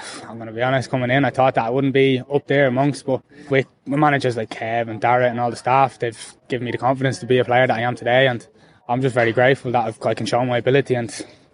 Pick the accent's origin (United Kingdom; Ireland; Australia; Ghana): Ireland; Tallaght, Leinster; I'm from Talla originally.